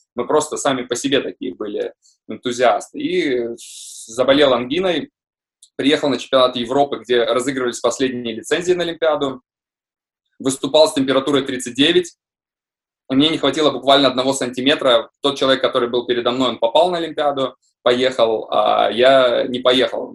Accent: Visaginas, Utena County, Lithuania; also born or lived in Russia; хоть я и родился в России, но я считаю, себя считаю э, литовцем

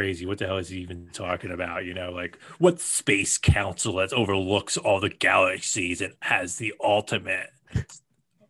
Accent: United States; I'm American

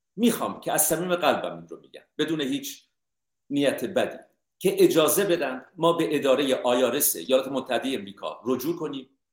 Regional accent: Iran; من ایرانی هستم

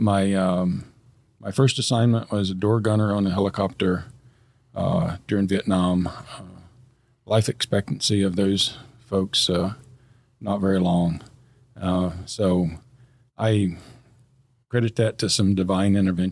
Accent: Middle Tennessee, United States; moved away as an adult; now in Fairborn, United States; I born and raised in Middle Tennessee, maybe the hills of Tennessee

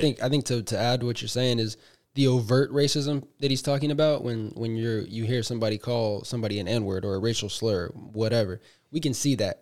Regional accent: Bay Area, California, United States; we're both from the Bay

